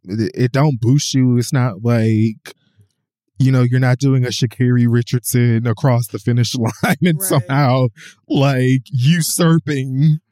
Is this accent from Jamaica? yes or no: yes; Jamaica; But I'm like Jamaican.